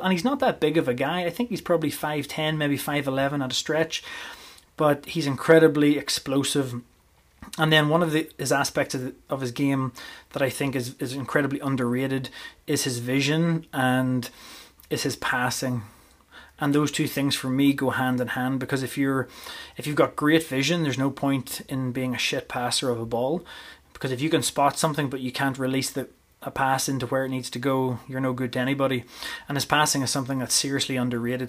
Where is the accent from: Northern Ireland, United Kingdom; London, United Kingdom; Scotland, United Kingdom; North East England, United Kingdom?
Northern Ireland, United Kingdom; moved away as an adult; also born or lived in Portadown / Armagh; now in Canada; I was born and bred in Northern Ireland, and I lived there for the first twenty-three years of my life